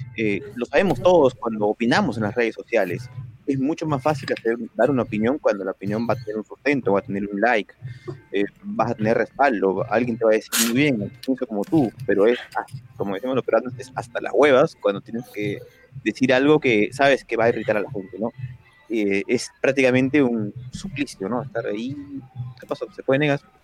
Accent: Peru; en mi país, en Perú

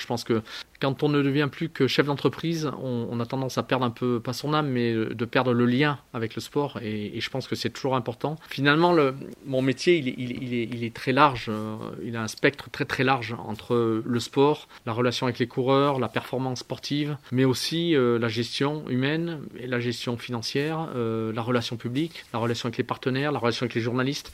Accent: Briançon, Provence-Alpes-Côte d'Azur, France; je suis né à Briançon

